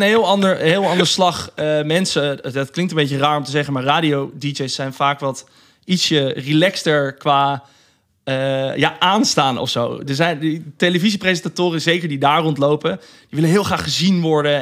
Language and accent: Dutch; Rotterdam, South Holland, Netherlands; ik kom uit Rotterdam